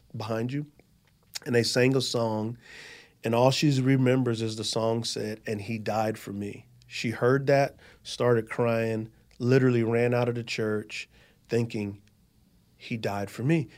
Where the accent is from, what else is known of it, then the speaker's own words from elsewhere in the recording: San Antonio, Texas, United States; moved away as an adult; So I'm from San Antonio, Texas